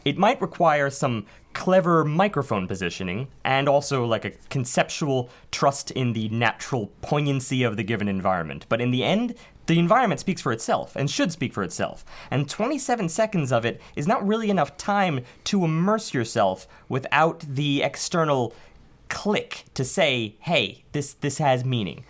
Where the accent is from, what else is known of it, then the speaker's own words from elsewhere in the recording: New York City, New York, United States; being New Yorkers